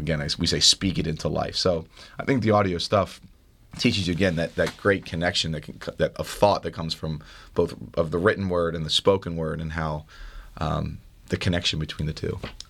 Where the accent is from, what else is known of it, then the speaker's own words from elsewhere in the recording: Philadelphia, Pennsylvania, United States; accent: Philly; you said I had to get rid of my Philly accent.